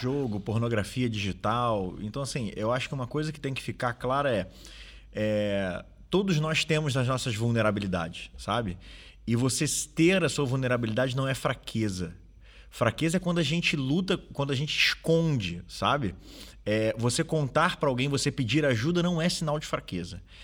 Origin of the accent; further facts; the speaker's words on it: Rio de Janeiro, Brazil; now in Portugal; No Brasil, de onde eu venho, do Rio de Janeiro